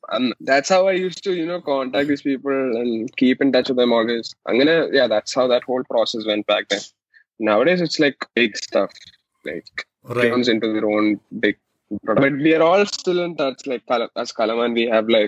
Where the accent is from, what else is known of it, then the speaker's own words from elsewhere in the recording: Kerala, India; first language Malayalam; English is a second language; because I was from since I was from Malayalam, it's not my strengths.